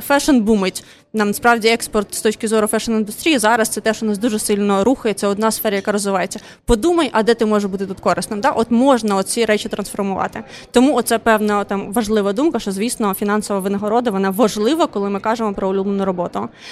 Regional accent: Odesa, Odesa Oblast, Ukraine; first language Russian; Ukrainian is a second language; Я сама з Одеси

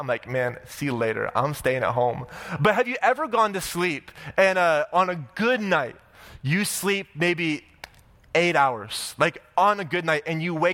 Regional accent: Oklahoma, United States; now in Orange County, United States; I'm from Oklahoma

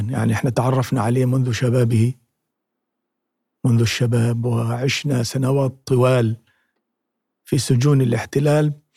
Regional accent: Palestine; accent: Palestinian colloquial dialect; في لهجتنا العامية الفلسطينية

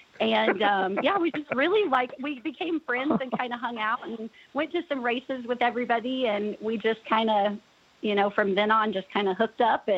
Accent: Mattoon, Illinois, United States; Nick grew up in Basalto, Illinois, and I am from here in Mattoon, Illinois.

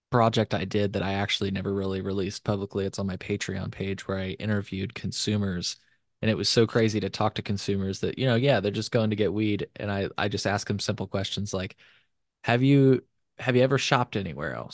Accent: Illinois, United States; You know, I'm from Illinois.

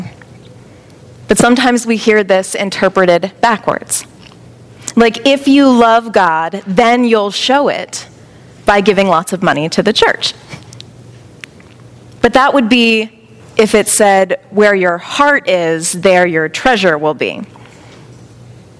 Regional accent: Baltimore, Maryland, United States; moved away; I'm originally from Baltimore

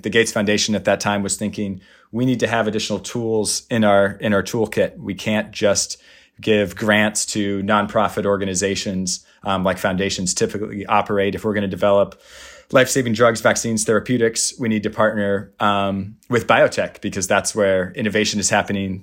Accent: Puyallup, Washington, United States; I grew up, uh, actually around here in the Seattle area. I grew in, up in Puyallup, about, uh, an hour south of here

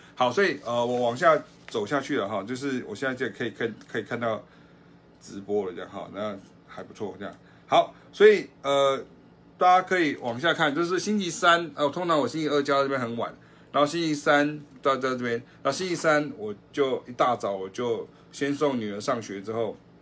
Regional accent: southern Taiwan, Taiwan; 我自己是南部人，我家里是下岗囡仔，我是家己人

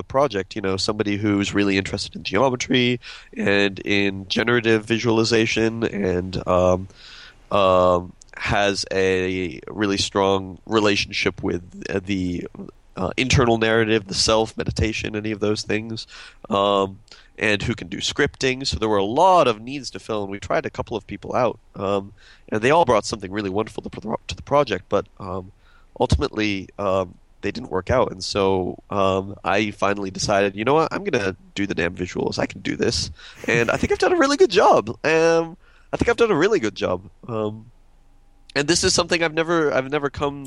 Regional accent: Austin, Texas, United States; I'm from Austin

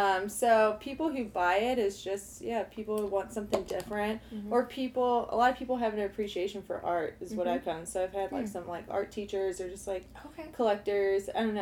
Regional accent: St. Louis, Missouri, United States; moved away as an adult; also born or lived in Chicago / Australia; I'm born and raised in St. Louis, actually

